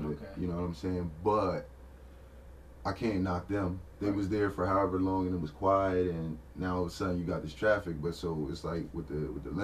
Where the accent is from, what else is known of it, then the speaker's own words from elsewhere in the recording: Harrisburg, Pennsylvania, United States; this is where I'm from, like. I was born in Polyclinic